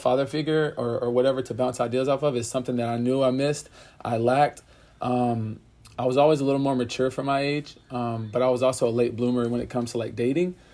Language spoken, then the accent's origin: English; Pensacola, Florida, United States; moved away; also born or lived in Orlando, Florida; I grew up in Pensacola, Florida